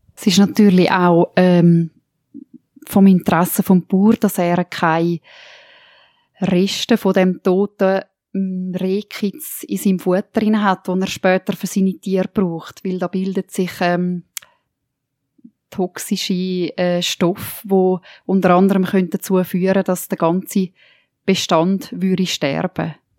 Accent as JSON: {"language": "German", "area": "Toggenburg", "region": "St. Gallen", "country": "Switzerland", "said": "bei uns in Toggenburg"}